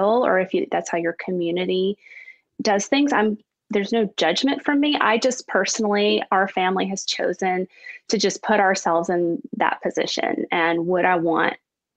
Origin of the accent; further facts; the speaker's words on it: United States; also born or lived in Haiti; we're American